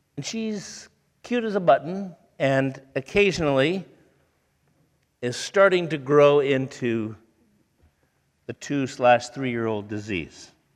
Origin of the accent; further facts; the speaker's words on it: Toledo, Ohio, United States; moved away; I grew up in Toledo, Ohio